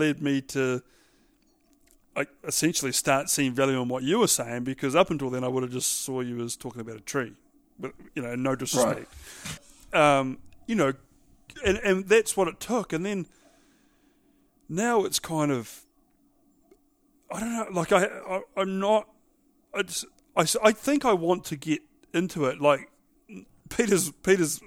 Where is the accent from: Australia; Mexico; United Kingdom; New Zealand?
New Zealand; being a Kiwi